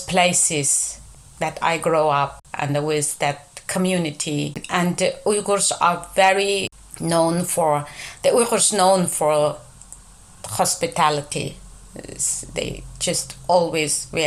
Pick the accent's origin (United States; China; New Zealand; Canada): China; Yining, Xinjiang; English is a second language; moved away as an adult; now in United Kingdom; I am from a city called Gulja, the northern part of East Turkestan, the so-called Xinjiang